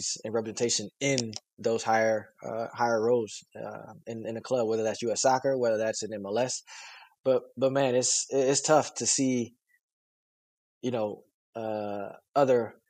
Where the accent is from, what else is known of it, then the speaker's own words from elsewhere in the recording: Fort Wayne, Indiana, United States; it's the city that I grew up